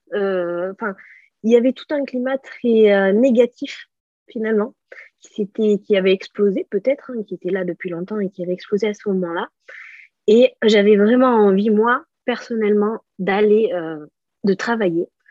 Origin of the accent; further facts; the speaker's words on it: Bort-les-Orgues, Auvergne-Rhône-Alpes, France; moved away as an adult; also born or lived in Clermont-Ferrand; now in Pau, France; je suis originaire de Bord-les-Orgues, ben, une petite ville qui est limitrophe entre euh, le, Cantal et la Corrèze